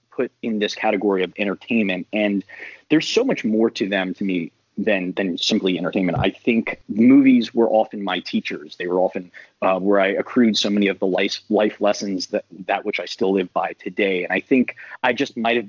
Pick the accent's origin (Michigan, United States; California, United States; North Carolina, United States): North Carolina, United States; I'm from North Carolina